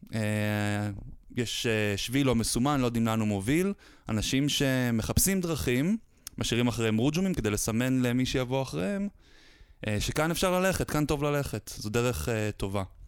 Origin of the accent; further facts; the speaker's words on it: Haifa, Haifa District, Israel; חיפאי born and raised